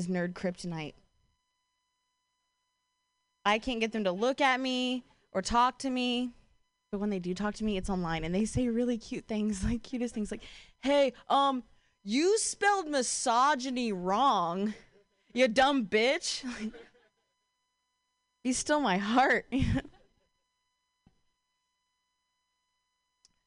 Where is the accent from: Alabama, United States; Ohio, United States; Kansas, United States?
Ohio, United States; now in Bay Area, United States; I'm from Ohio